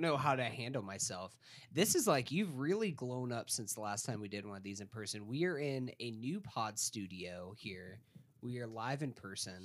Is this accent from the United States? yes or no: yes; Tallahassee, Florida, United States; I grew up in Tallahassee, Florida, which did not have a professional sports team